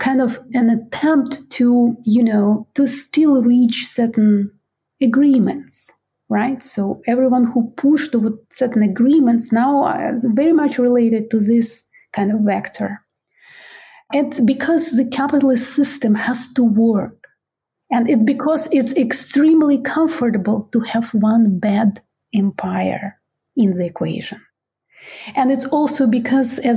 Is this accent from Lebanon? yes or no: no; Ukraine; I'm Ukrainian and from Ukraine